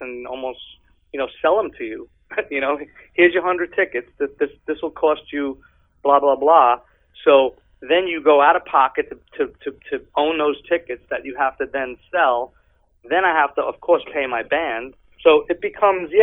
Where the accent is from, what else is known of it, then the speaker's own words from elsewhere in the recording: New York, United States; now in California, United States; I'm from New York.